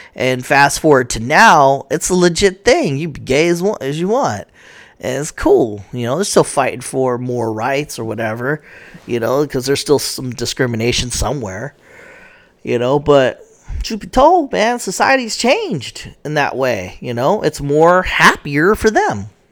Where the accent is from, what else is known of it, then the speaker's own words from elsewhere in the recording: United States; I'm American.